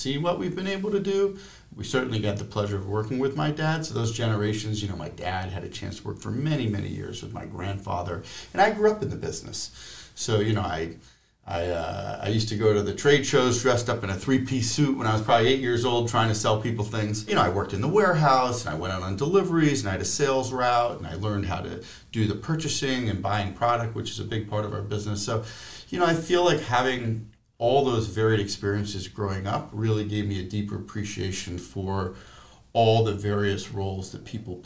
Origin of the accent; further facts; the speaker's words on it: Providence, Rhode Island, United States; We grew up on Eames Street, which is only a block away from the JCC